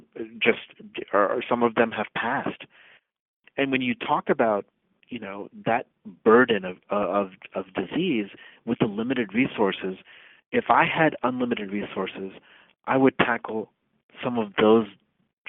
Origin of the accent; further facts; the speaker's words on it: Uttar Pradesh, India; now in United States; Uttar Pradesh is the name of the state in India. It's the largest state in India. It's my home state. I was born in that state